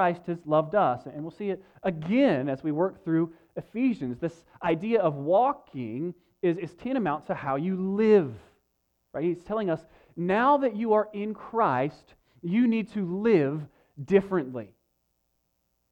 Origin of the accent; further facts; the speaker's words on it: United States; as Americans